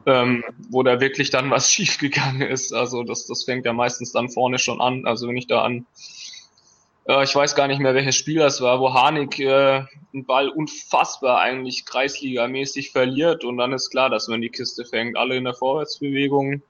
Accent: the Stuttgart area, Baden-Württemberg, Germany; now in Frankfurt, Germany; ich komme eigentlich aus der Gegend von Stuttgart, bin mittlerweile 29 Jahre alt, äh, wohne in Frankfurt

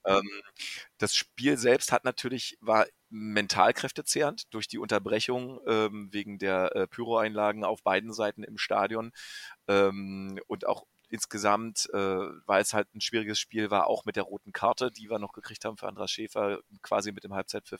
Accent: Brandenburg, Germany; ich komme aus Brandenburg

